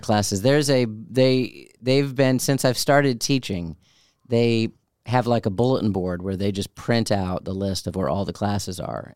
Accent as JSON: {"language": "English", "town": "Chicago", "region": "Illinois", "country": "United States", "tie": "born or raised there", "also_born_or_lived": "Orlando / Albany", "moved": "yes", "said": "I grew up in Chicago"}